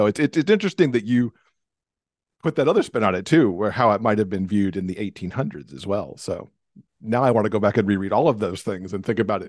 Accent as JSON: {"language": "English", "region": "Alabama", "country": "United States", "tie": "born or raised there", "said": "I grew up in Alabama"}